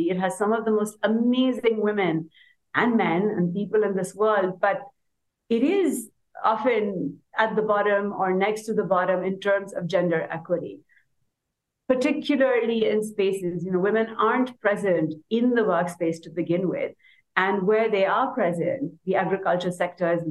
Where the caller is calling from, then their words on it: Pakistan; As you mentioned, I'm joining from Pakistan, a country that I guess some of you may have heard of in the context of the floods we had last year.